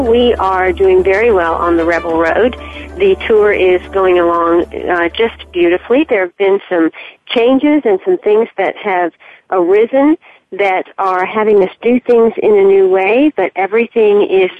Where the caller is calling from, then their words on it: Charleston, South Carolina, United States; I'm calling you from Charleston, South Carolina today